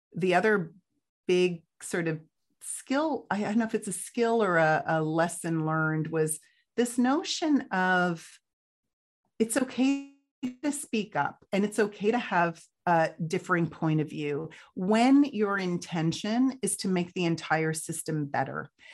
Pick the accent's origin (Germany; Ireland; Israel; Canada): Canada; also born or lived in United Kingdom; we moved to Canada in 1977